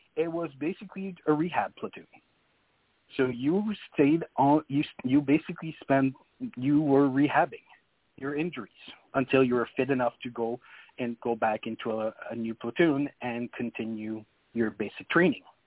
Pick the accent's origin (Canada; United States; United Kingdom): Canada; New Brunswick; first language French; English is a second language; I'm from New Brunswick